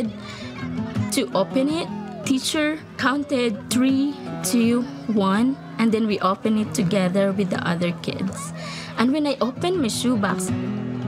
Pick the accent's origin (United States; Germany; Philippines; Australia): Philippines; born or raised there